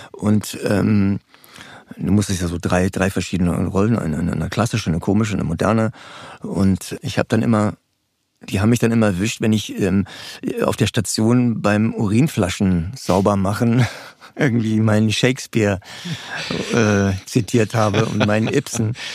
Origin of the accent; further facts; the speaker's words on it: Cologne / Ruhr area, North Rhine-Westphalia, Germany; moved away as an adult; also born or lived in Dortmund / Potsdam; now in Berlin, Germany; in Köln-Ruhrgebiet in der Umgebung gelandet. Und da bin ich auch aufgewachsen